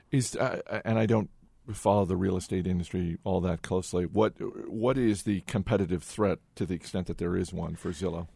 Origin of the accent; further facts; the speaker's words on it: Maine, United States; I grew up in Maine